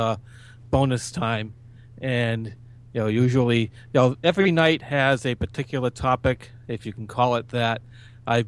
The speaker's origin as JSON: {"language": "English", "region": "southeast Massachusetts", "country": "United States", "tie": "born or raised there", "said": "born here, lived here all my life in the same general area, southeast of Massachusetts, probably about 20 miles from Boston. So yeah, I've always been told I have that accent"}